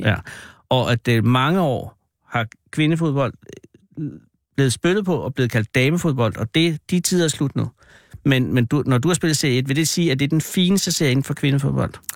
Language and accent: Danish; Virum, Capital Region of Denmark, Denmark; jeg var ude fra Vium, og så kunne man gå på Vium Gymnasium